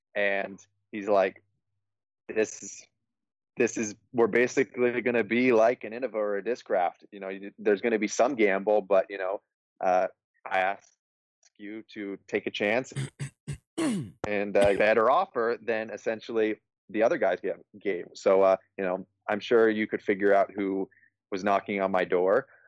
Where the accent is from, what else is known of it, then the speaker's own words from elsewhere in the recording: Colorado, United States; I'm from Colorado